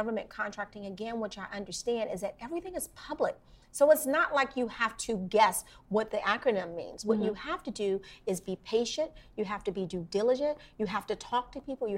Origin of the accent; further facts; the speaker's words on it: Washington, District of Columbia, United States; I grew up in Washington, D.C., in Northeast Washington, D.C., to be very specific.